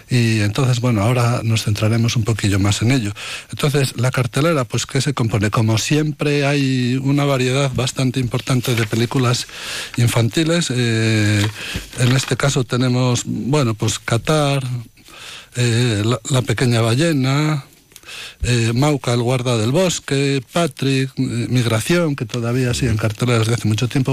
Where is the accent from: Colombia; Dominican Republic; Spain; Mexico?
Spain; Valladolid, Castile and León; en mi tierra, en Valladolid